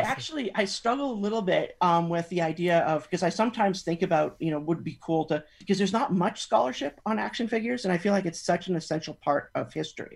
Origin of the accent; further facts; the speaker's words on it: Canada; now in California, United States; even though I'm based in California now, that I'm originally from Canada